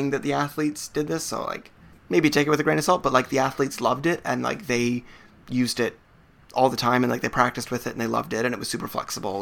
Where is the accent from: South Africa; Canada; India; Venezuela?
Canada